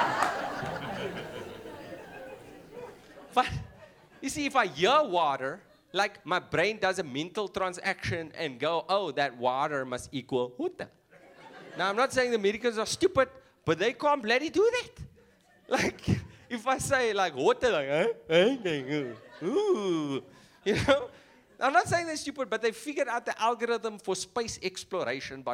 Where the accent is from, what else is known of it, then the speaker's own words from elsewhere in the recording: Cape Town, Western Cape, South Africa; accent: influenced by Afrikaans; first language English; I'm from Cape Town